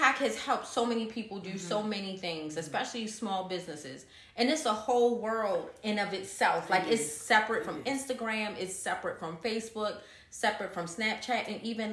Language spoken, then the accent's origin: English; Baltimore, Maryland, United States; we are from Baltimore.